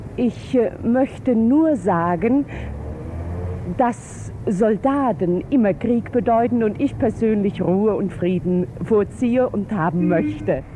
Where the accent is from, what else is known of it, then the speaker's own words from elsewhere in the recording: Lower Saxony, Germany; also born or lived in Bavaria; now in Rhineland, Germany; Ich bin gebürtige Niedersächsin und Wahlrheinländerin